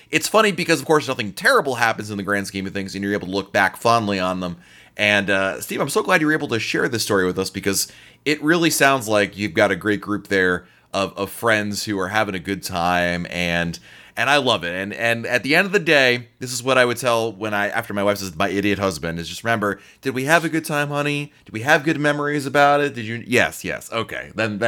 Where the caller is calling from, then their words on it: Scotland, United Kingdom; We're from Scotland, and we thought we would share our experience of the effects of the COVID lockdown on our cruises.